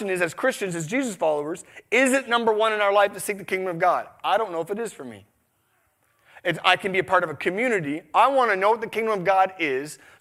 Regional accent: Canada; We're the most apologetic nation in the world

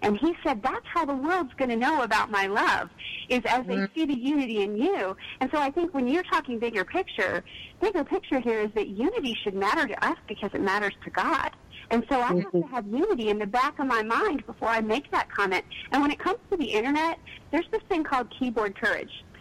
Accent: East Texas, United States; I grew up in East Texas

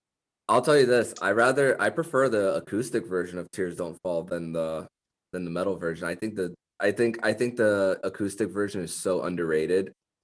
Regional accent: Florida, United States; I grew up in Dade and there's never Tijuana Flats there

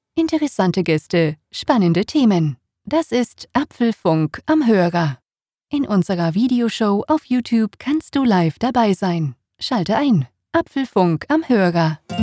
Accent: Switzerland; bei uns in der Schweiz

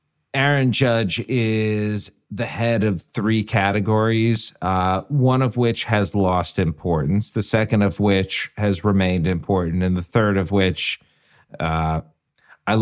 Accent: Midwest, United States; I'm a Midwesterner.

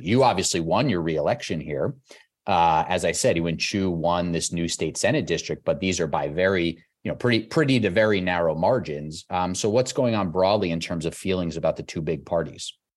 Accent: New York City, New York, United States; I grew up in the Whitestone and Flushing area

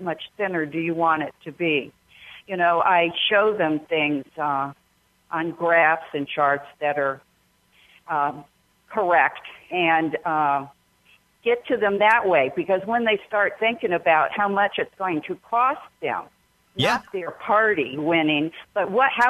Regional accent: Broward County, Florida, United States; I'm a 72-year-old female. I've lived other places, but born and raised in Broward County, Florida.

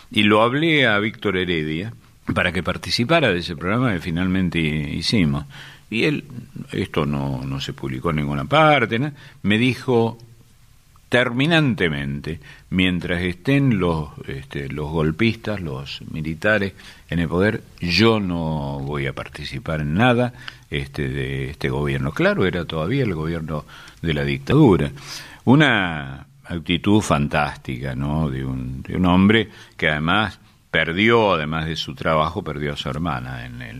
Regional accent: Córdoba, Argentina; accent: cordobés tonada; Soy cordobés y es más, de Córdoba Capital, del barrio ah. más viejo de Córdoba Capital. Viví en, las sierras, pero soy nacido en Córdoba Capital, donde está mi casa natal todavía, ¿no?

